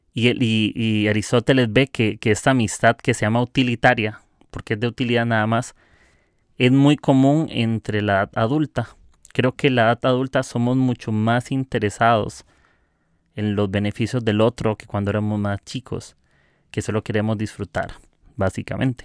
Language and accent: Spanish; Costa Rica; soy de Costa Rica